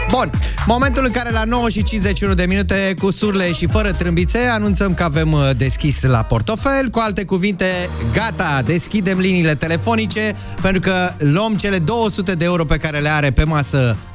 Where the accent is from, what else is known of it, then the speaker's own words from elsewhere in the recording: Bucharest, Romania; Din București.